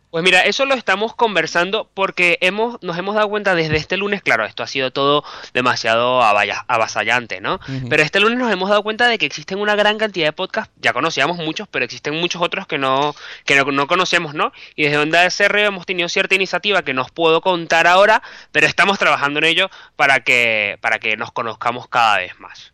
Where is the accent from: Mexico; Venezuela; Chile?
Venezuela; moved away as an adult; also born or lived in Caracas / Bilbao; now in Madrid, Spain; yo soy periodista, soy venezolano